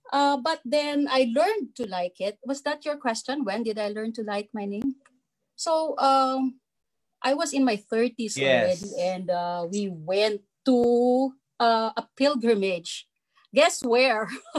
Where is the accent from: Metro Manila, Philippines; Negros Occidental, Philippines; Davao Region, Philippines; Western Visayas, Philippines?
Metro Manila, Philippines; Manila; I was born in Lourdes Hospital in Manila. I was born in Lourdes Hospital.